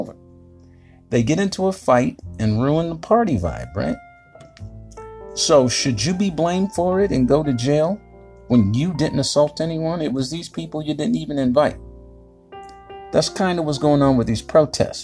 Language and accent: English; Fayetteville, North Carolina, United States; moved away; I'm from Fayetnam and I survived 24 years.